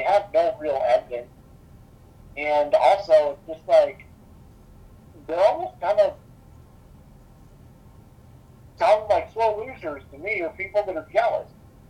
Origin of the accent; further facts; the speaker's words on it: New England, United States; I'm from New England